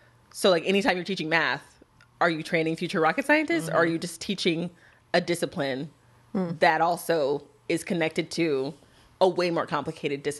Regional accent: Texas, United States; now in Jackson, United States; my my home state. I think I may be the only Texan who's like, that is where I'm from

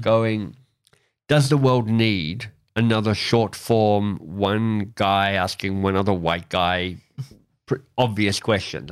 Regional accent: Canada; as a Canadian

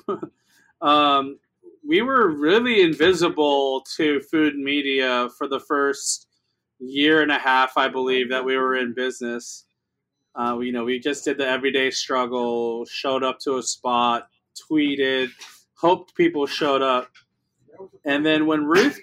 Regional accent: Los Angeles, California, United States; also born or lived in New York; I grew up in East

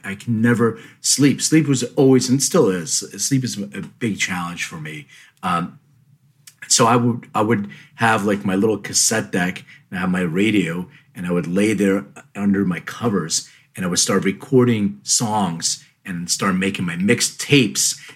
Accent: Philadelphia, Pennsylvania, United States; moved away; I grew up in Philly

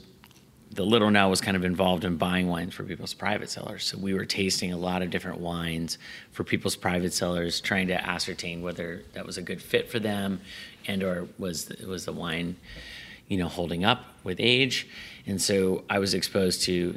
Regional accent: State College, Pennsylvania, United States; moved away as an adult; also born or lived in New Zealand / California; now in Healdsburg, United States; I was born in Pennsylvania, and I grew up across the street from a hotel called the Nittany Lion Inn that was on the Penn State campus

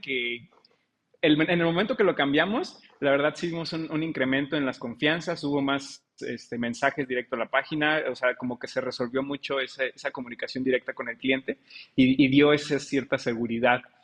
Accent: Mexico

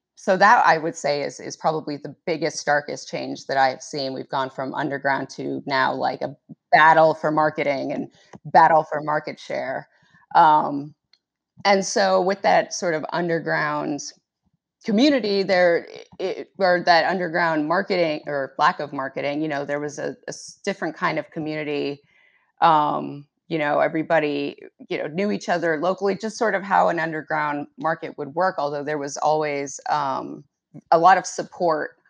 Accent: Arlington, Virginia, United States; I grew up in Arlington, Virginia, um, which is right across the river from Washington, D C

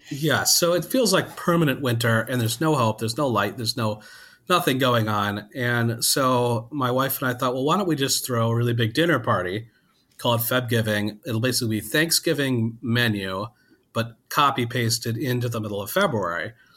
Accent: Wisconsin, United States; I grew up in Wisconsin

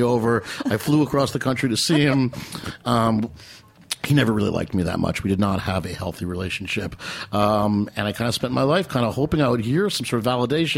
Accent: Metuchen, New Jersey, United States; Metuchen, New Jersey, my hometown

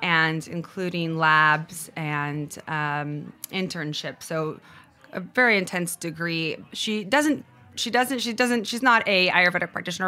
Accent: Cupertino, California, United States; moved away as an adult; also born or lived in Brazil / San Francisco; now in Los Angeles, United States; I moved to California when I was six years old. So I grew up in Cupertino

